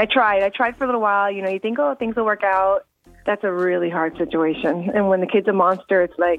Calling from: Bossier City, Louisiana, United States; from Bossier.

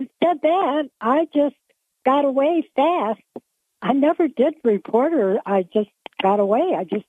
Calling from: Binghamton, New York, United States; I'm from the South Side, Binghamton.

